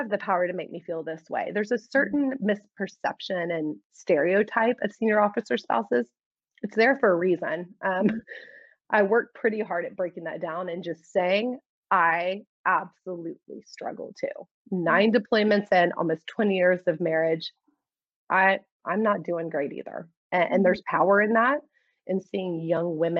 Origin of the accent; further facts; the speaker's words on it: Houston, Texas, United States; moved away; I was born and raised in Houston